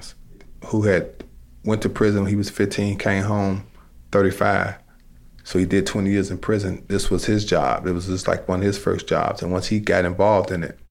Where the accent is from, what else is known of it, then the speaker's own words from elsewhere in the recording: Chicago, Illinois, United States; I started out as a violence interrupter in the Roseland community, because I'm from the Roseland community